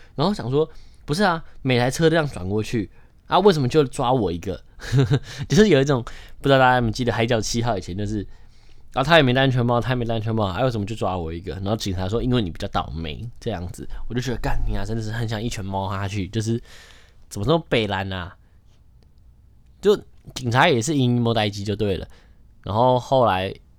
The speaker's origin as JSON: {"language": "Chinese", "region": "Taipei", "country": "Taiwan", "tie": "born or raised there", "also_born_or_lived": "Kaohsiung", "said": "我就是一个土生土长的台北人， 然后去高雄读四年， 觉得自己是半个台北， 半个高雄人这样"}